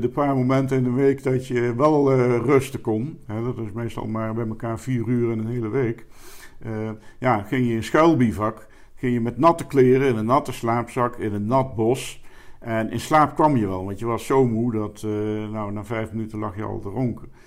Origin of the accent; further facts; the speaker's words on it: Elst, Gelderland, Netherlands; moved away as an adult; also born or lived in Arnhem; now in Sittard, Netherlands; ik ben in Arnhem geboren, in Elst, eh, Gelderland opgegroeid